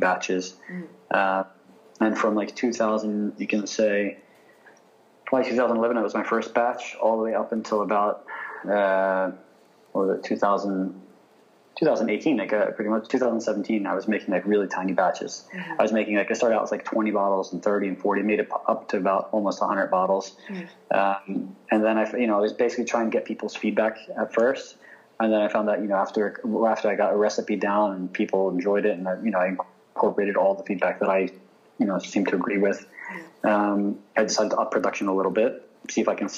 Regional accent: United States; Growing up in the States, for me, I had a very bicultural upbringing

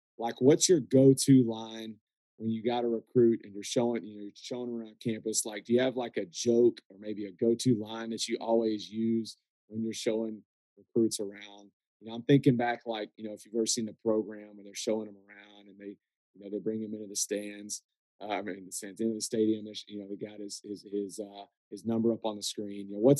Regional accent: Texas, United States; Hey, I'm from Texas.

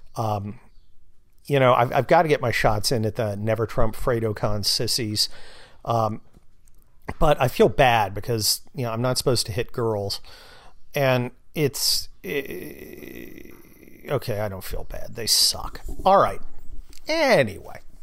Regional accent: California, United States; I'm from California

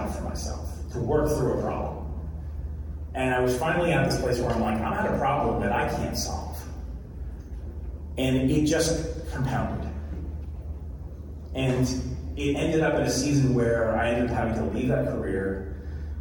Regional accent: New York, United States; now in New Jersey, United States; I'm from New Jersey. I'm actually originally in New York, but live in New Jersey.

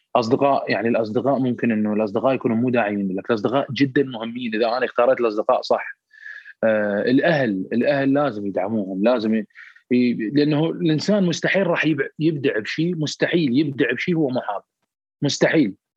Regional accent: Iraq; افتخر كوني عراقي

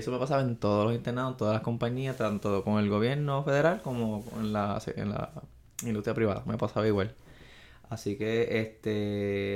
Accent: Arecibo, Puerto Rico; also born or lived in Mayagüez; soy natural de Arecibo. Ese, eh, esa es mi cunita, mi pueblo dorado.

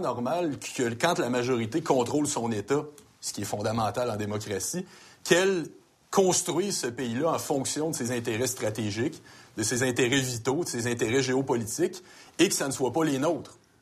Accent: Quebec, Canada; Nous sommes québécois

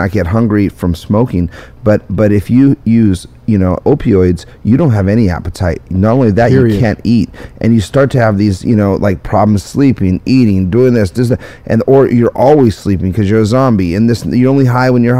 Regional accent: United States; we're from the United States of America

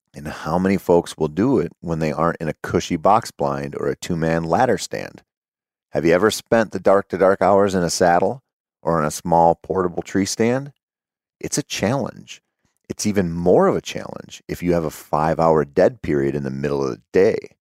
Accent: Minnesota, United States; growing up in Minnesota as a bow hunter who sucked at bow hunting

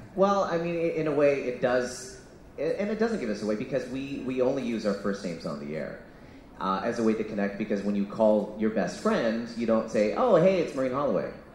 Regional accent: Canada; also born or lived in Vancouver; I'm Canadian born Singaporean

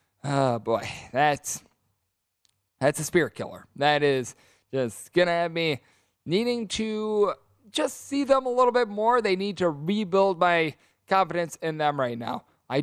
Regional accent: Wisconsin, United States; my home state Green Bay Packers

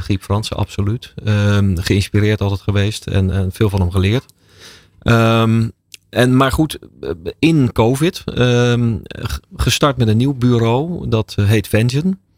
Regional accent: Rotterdam, South Holland, Netherlands; Ik ben ooit in Rotterdam geboren.

